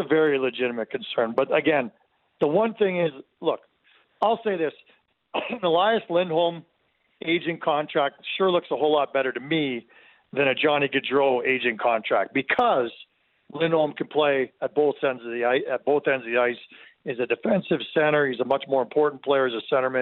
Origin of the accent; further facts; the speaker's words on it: Mississauga, Ontario, Canada; now in Calgary, Canada; I grew up in Southern Ontario in Mississauga